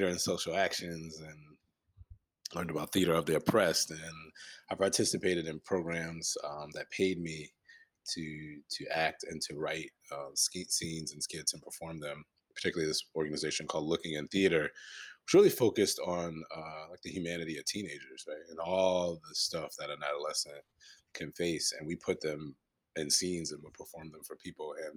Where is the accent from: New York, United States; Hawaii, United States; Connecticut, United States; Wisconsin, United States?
Connecticut, United States; Hartford; now in Philadelphia, United States; I'm originally from Hartford, Connecticut, you know, a New Englander by trade